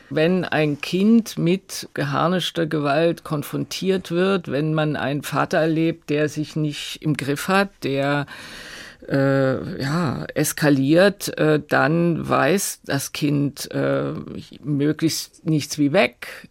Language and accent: German; East Germany, Germany